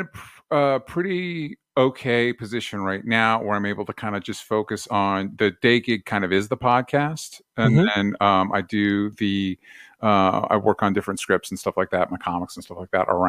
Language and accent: English; Tampa, Florida, United States; We moved around a bunch when I was a kid, but mostly Florida.